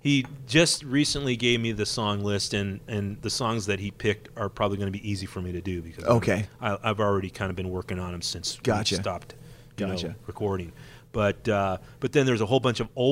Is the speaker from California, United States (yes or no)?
yes; Whittier, California, United States; Back when I was playing backyard parties in my hometown of Whittier, California